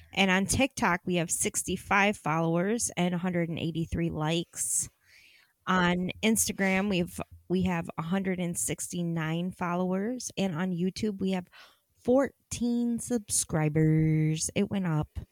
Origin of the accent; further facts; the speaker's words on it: Ohio, United States; I was born in Ohio